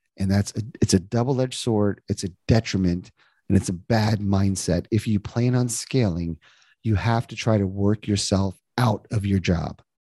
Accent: New Jersey, United States; moved away as an adult; also born or lived in Indiana; now in Cincinnati, United States; I was born and raised in New Jersey

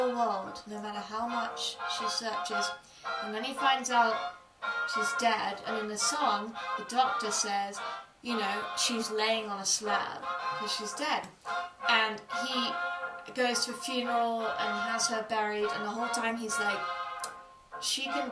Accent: United Kingdom; being British

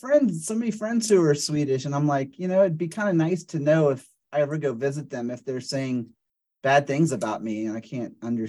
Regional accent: New Orleans, Louisiana, United States; I'm actually from New Orleans. I was born and raised in New Orleans, and so it's kind of more like a Creole French that I'm, you know, that's my ancestry.

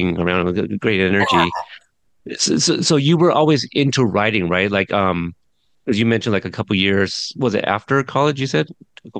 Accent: Pacific Northwest, United States; being from the Pacific Northwest, we get things a little bit later

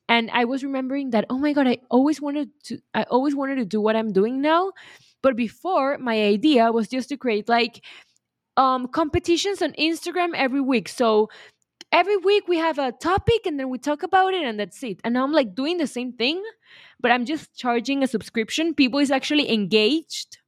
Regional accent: Venezuela; I'm from Venezuela

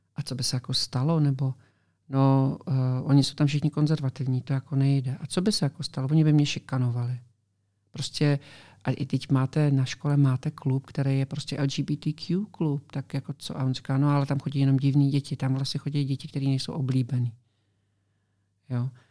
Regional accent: Czechia; now in Florida, United States; s několika Čechy, co tam žijeme prostě v okolí našem

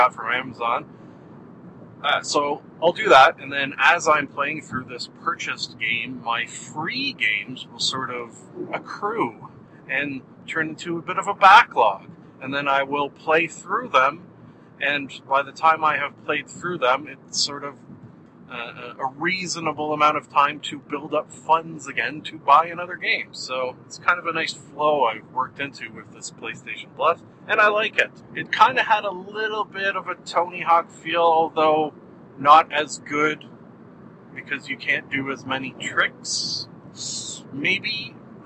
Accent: Canada; I am Canadian

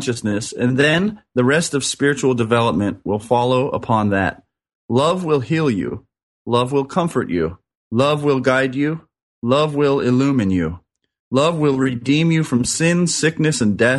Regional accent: Orange County, California, United States; I grew up in Orange County here in California

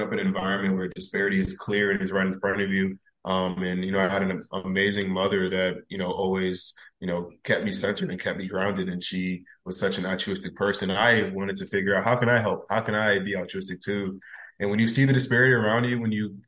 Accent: Bridgeport, Connecticut, United States; moved away as an adult; now in North Carolina, United States; growing up in Bridgeport is really interesting

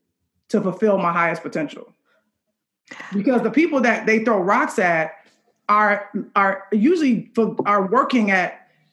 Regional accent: Chicago, Illinois, United States; I'm from Chicago

